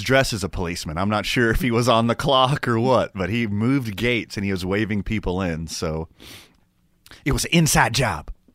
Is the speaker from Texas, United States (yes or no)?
yes; Houston, Texas, United States; moved away; also born or lived in Carlsbad, New Mexico; I'm from the South. I'm from Houston, Texas